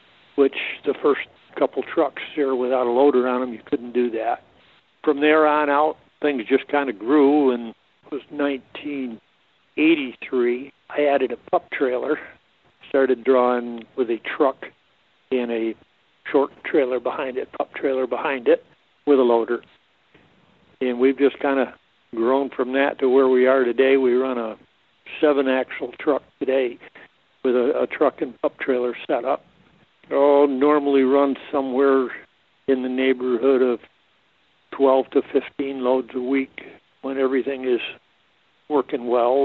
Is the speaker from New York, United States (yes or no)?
yes; Thurman, New York, United States; born or raised there; also born or lived in Hadley, New York